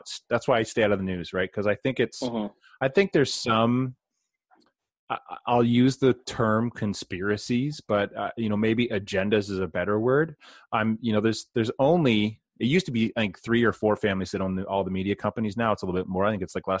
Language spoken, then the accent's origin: English; Canada; I was born in Canada, but my family heritage is British, Scottish, and Finnish